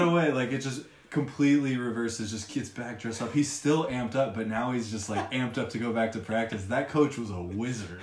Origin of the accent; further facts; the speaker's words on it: Long Beach, California, United States; I'm from Long Beach